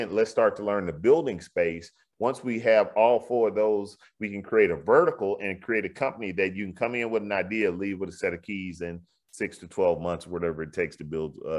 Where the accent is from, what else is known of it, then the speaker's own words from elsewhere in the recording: the South, United States; you know, in Houston, you know, I'm from the South.